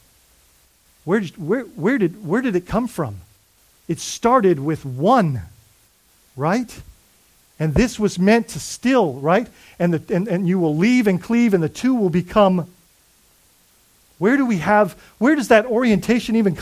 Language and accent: English; Bahamas; now in United States; I'm Bahamian